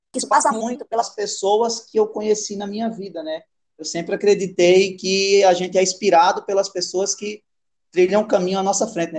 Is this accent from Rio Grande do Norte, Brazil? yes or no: yes; Rio Grande do Norte, Brazil; moved away as an adult; now in Manaus, Brazil; Saí de Rio, do Rio Grande do Norte. Tava nascido e criado lá no Nordeste